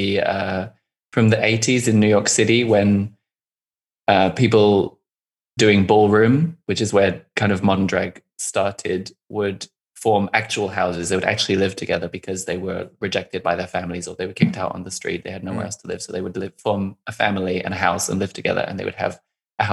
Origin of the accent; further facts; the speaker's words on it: London, United Kingdom; moved away as an adult; also born or lived in Austria; now in Berlin, Germany; I grew up in East London near to Stratford where the Olympics were held in 2012.